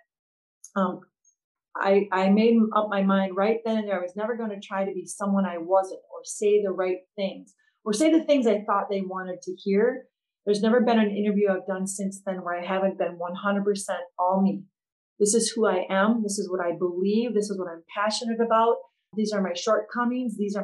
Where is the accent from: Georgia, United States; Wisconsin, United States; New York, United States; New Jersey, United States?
Wisconsin, United States; Antigo; my hometown high school in Antigo, Wisconsin